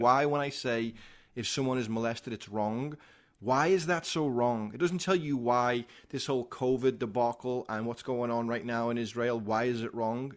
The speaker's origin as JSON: {"language": "English", "town": "Liverpool", "region": "North West England", "country": "United Kingdom", "tie": "born or raised there", "moved": "as an adult", "lives_now": "United States", "said": "I'm a guy from Liverpool, England"}